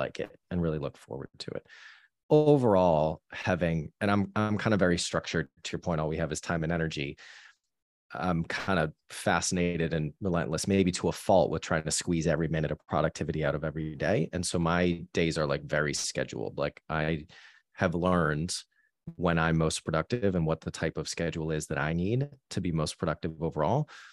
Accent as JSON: {"language": "English", "town": "Boston", "region": "Massachusetts", "country": "United States", "tie": "born or raised there", "also_born_or_lived": "New York", "moved": "as an adult", "lives_now": "London, United Kingdom", "said": "growing up in, uh, Boston with my parents kind of from Boston."}